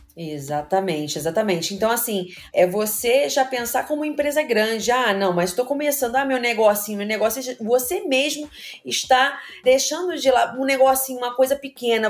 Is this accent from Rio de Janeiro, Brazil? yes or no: yes; Rio de Janeiro, Brazil; also born or lived in Engenho de Dentro, Rio de Janeiro; Eu também morei no Meia. Eu estudei no Educo CPS, no Baiense